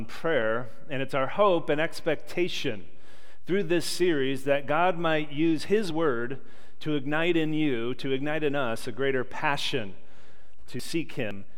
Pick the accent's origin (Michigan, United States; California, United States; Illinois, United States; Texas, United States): Illinois, United States; Chicago; growing up in Chicagoland